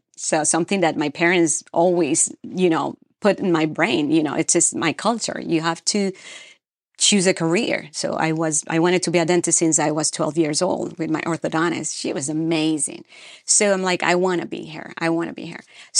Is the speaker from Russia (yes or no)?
no; Peru; moved away; So I came from Peru, South America, to Ohio, Cleveland, Ohio, and a polar vortex in 2012.